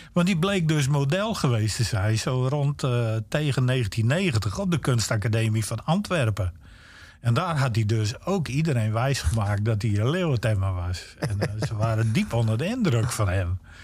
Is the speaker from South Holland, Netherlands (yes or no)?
no; Friesland, Netherlands; accent: Stadsfries; also born or lived in Groningen; ik ben opgegroeid in Friesland